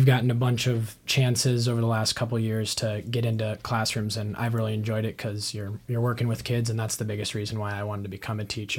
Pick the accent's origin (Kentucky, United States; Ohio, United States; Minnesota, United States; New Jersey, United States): Minnesota, United States; Moorhead; moved away as an adult; now in Sioux Falls, United States; being from Moorhead, Minnesota, which is right next to Fargo